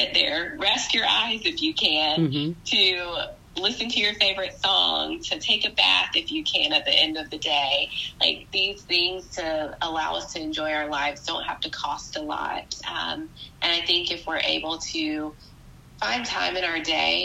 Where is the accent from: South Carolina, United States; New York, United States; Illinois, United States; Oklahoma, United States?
South Carolina, United States; Spartanburg; now in Charleston, United States; I grew up in Spartanburg, South Carolina